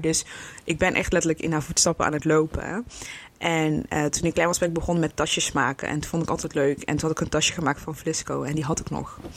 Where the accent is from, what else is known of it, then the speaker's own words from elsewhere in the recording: Breda, North Brabant, Netherlands; Ik kom uit Breda.